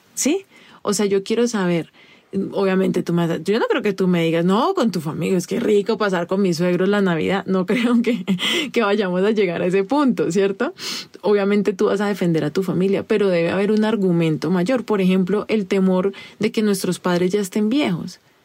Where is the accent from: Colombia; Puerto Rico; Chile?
Colombia; a mí como colombiana